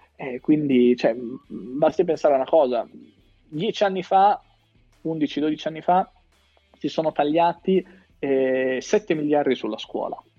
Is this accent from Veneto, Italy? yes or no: no; Riccione, Emilia-Romagna, Italy; sono di Riccione